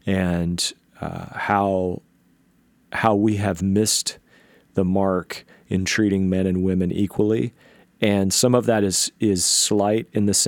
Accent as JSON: {"language": "English", "region": "the South", "country": "United States", "tie": "born or raised there", "said": "You know, I grew up in the South, and so I miss my accent sometimes."}